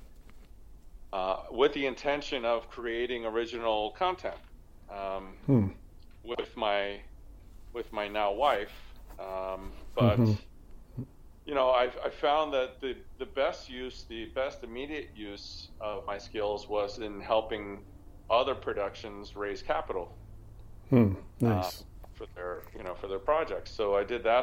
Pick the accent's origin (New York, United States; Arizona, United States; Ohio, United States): New York, United States; New York City; I'm a Brooklyn born and raised Hispanic